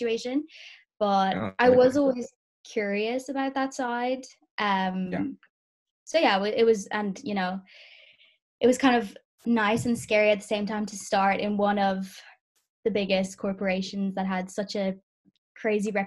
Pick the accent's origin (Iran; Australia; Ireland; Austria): Ireland; Dublin, Leinster; also born or lived in Namibia / Kent, United Kingdom; I'm from Dublin. I grew up here